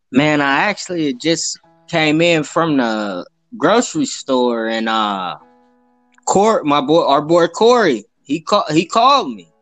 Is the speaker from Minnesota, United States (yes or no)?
no; Youngstown, Ohio, United States; now in Columbus, United States; I'm originally from Youngstown, Ohio. Been up here in Columbus for a while.